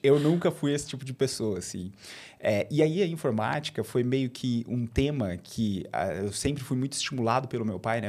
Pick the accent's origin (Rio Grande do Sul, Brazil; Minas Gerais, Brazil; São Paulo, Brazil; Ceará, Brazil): São Paulo, Brazil; Bauru; accent: R puxado (caipira r); vocês vão perceber o meu sotaque, o meu R puxado. Uhum. Eu sou de Bauru, eu sou natural de Bauru, né, interior de São Paulo.